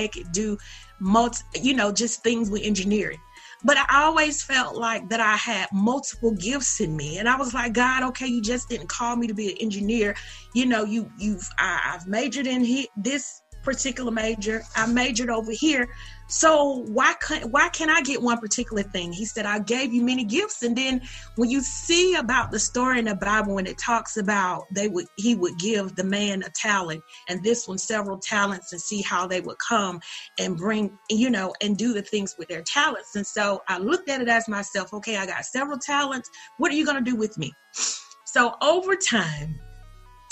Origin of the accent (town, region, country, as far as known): Perry, Georgia, United States; born or raised there